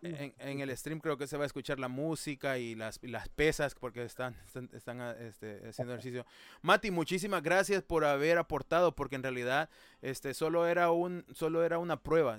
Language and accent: Spanish; El Salvador; now in United States; nosotros somos personas que no vivimos en El Salvador, pero somos de El Salvador.